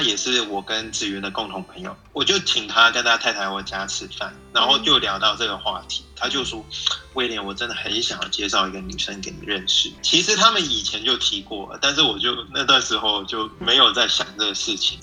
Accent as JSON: {"language": "Chinese", "country": "Hong Kong", "tie": "born or raised there", "also_born_or_lived": "United States", "moved": "as an adult", "lives_now": "Taiwan", "said": "我是在香港长大"}